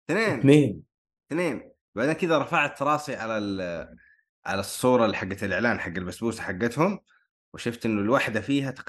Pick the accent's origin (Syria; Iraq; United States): United States; New York; born there; ولدت في ضواحي نيويورك